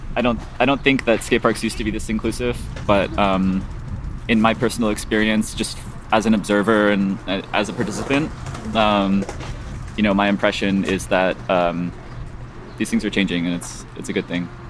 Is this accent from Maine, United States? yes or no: no; San Diego, California, United States; now in Chicago, United States; I grew up in San Diego, so not too far from from where Tony Hawk lives